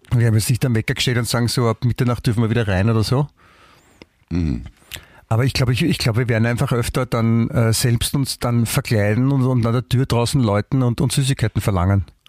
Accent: Klosterneuburg, Lower Austria, Austria; ich bin ja in Klosterneuburg aufgewachsen

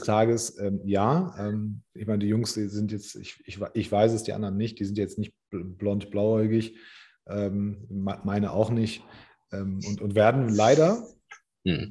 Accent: Germany; ich bin zwar hier geboren

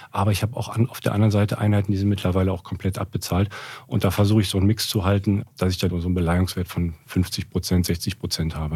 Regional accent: Cologne, North Rhine-Westphalia, Germany; also born or lived in Frankfurt; Ich habe angefangen 2007 in Köln bin auch Kölner, komm, komm daher, das ist so also mein Herzblut

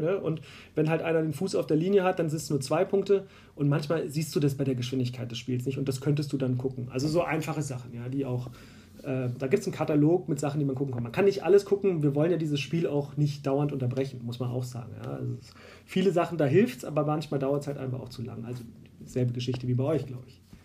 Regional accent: Berlin, Germany; also born or lived in Bonn; now in Munich, Germany; ich komme ursprünglich aus Berlin. Ich bin in Berlin geboren, lebe aber seit 2006 hier in München und habe mal drei Jahre in Bonn gelebt.

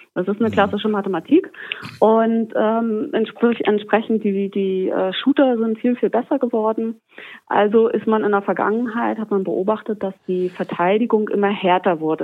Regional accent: Germany; bei uns in Deutschland

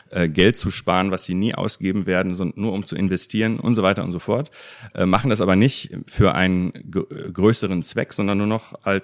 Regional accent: North Rhine-Westphalia, Germany; Also ich bin im Ruhrgebiet aufgewachsen, einer Region, wo Katholiken und Protestanten ungefähr sich die Waage halten

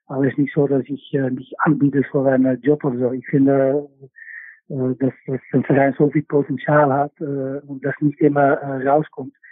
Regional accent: Netherlands; ich bin natürlich aufgewachsen bei Ajax und mit ganz viel Druck und wie eigentlich alle in Holland.

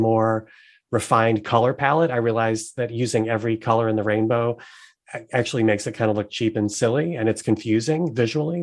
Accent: the South, United States; also born or lived in North Carolina; I'm from the South

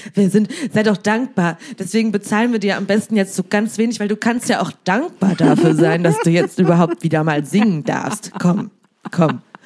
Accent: Siegen, North Rhine-Westphalia, Germany; born or raised there; moved away

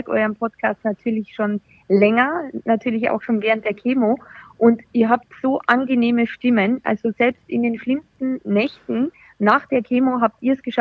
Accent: Austria; moved away as an adult; now in Munich, Germany; Also ich bin 36, bin ursprünglich aus Österreich und jetzt aber schon seit 15 Jahren in München.

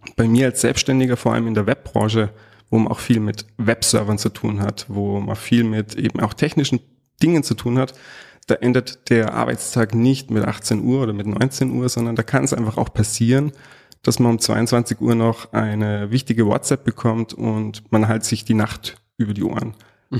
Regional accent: Salzburg, Austria; accent: hochdeutsch; ich bin gebürtiger Salzburger, geboren und aufgewachsen

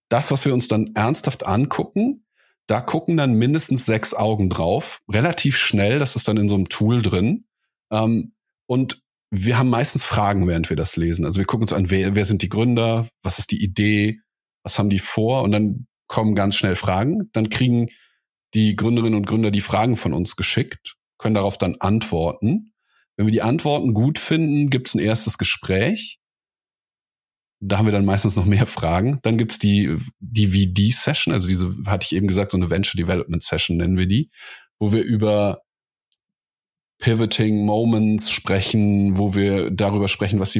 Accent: Cologne, North Rhine-Westphalia, Germany; now in Berlin, Germany; ich bin in Köln aufgewachsen.

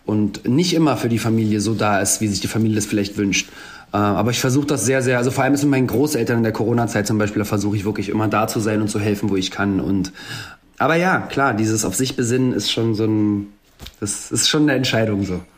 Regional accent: Germany; ich bin zwar in Deutschland als jemand mit Migrationshintergrund aufgewachsen, aber hatte nie einen Akzent

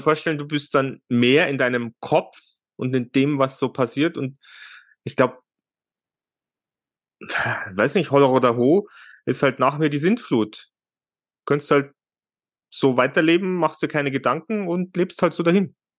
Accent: Germany; bei uns in Deutschland

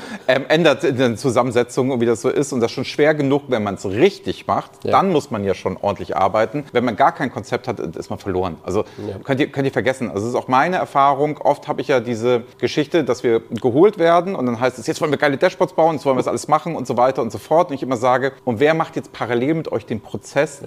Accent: Hamburg, Germany; Ich bin heute in Hamburg, meiner Heimatstadt

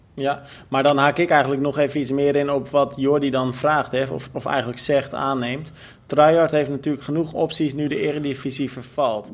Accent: Almere, Flevoland, Netherlands; ik ben natuurlijk ook opgegroeid in Almere

